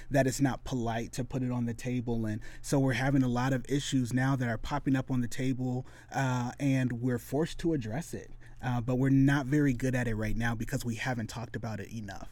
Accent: west Michigan, United States; also born or lived in Detroit, Michigan; now in Springfield, Missouri, United States; I was born in Detroit, uh, you know, and so, yeah, city life was something that was very common, uh, but we moved when I was a kid to the extreme west side of Michigan

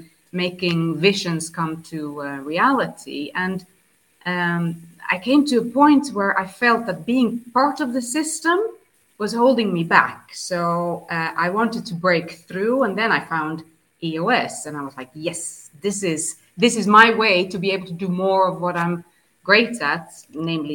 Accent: southern Sweden, Sweden; now in 's-Hertogenbosch, Netherlands; I am from Sweden, born and raised in south of Sweden

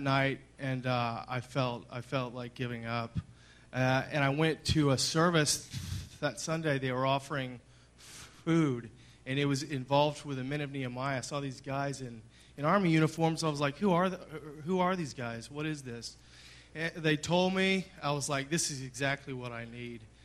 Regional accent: Dallas, Texas, United States; I grew up in Highland Park in Dallas

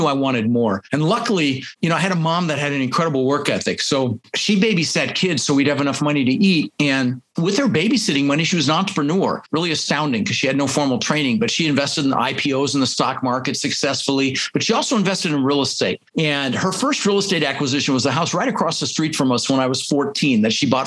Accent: Denver, Colorado, United States; English is a second language; also born or lived in Netherlands; I immigrated to this country when I was 6 years old. I was born in the Netherlands, you know, think wooden shoes and windmills, Holland. And we ended up in Denver, Colorado

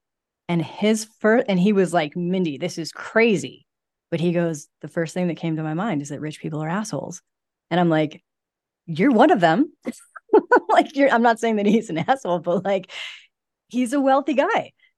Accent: Midwest, United States; Think that that's like a very Midwest, because I'm from the Midwest as well.

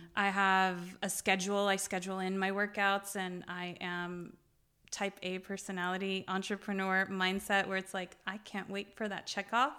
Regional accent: Beirut, Beirut Governorate, Lebanon; now in United States; I was born in Beirut. Um, I am Lebanese Armenian

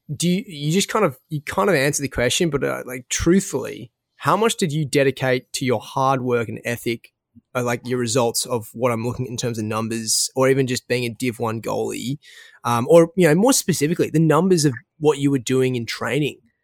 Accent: Australia; accent: Australian; my Australian accent

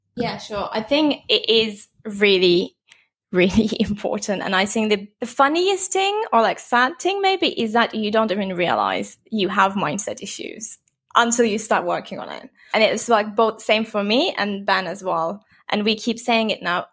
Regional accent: Turkey; moved away as an adult; also born or lived in London, United Kingdom; now in Bali, Indonesia; I'm actually originally from Turkey, but I'm in Lon-, London for nine years

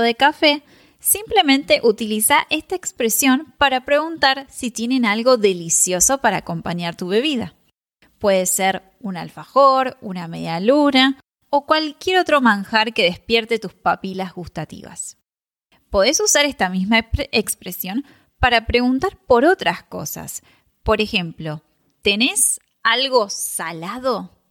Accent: Argentina; en Argentina usamos otras palabras

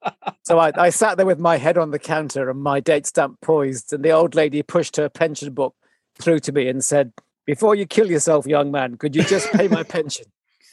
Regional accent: Bermuda; born there; So I come from, I was an army kid. So I was born in Bermuda.

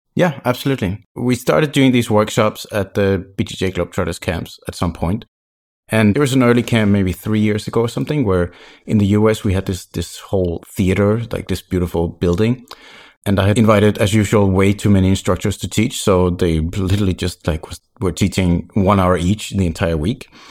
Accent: Copenhagen, Capital Region of Denmark, Denmark; moved away as an adult; also born or lived in French Caribbean; I'm originally from Copenhagen, Denmark, but I lived in Sandborg in the French Caribbean for five years.

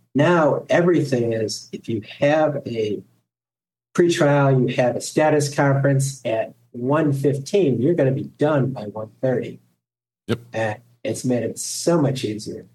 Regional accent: Ohio, United States; I went to work for a local attorney here in my hometown

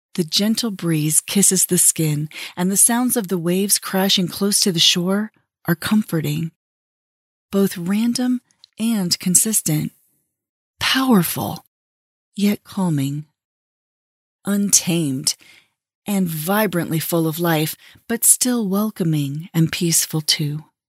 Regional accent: Southern California, United States; I grew up in Southern California

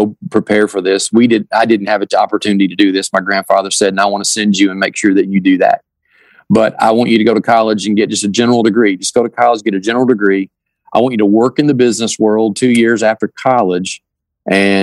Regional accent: Kentucky, United States; as a young man growing up in Kentucky

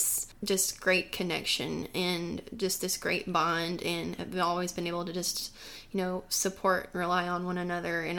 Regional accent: Nashville, Tennessee, United States; I'm from Nashville, Tennessee. Yeah, so born and raised. Born and raised

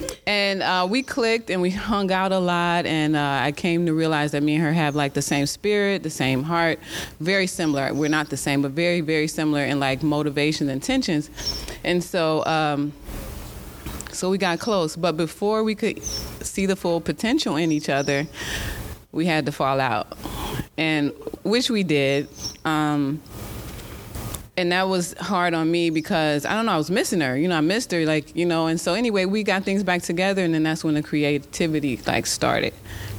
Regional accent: Chicago, Illinois, United States; We are from Chicago. We've been here for 9 years. We moved here in 2013.

